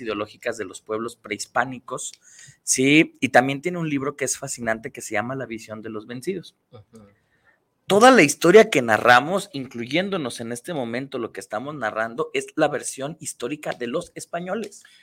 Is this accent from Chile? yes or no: no; Mexico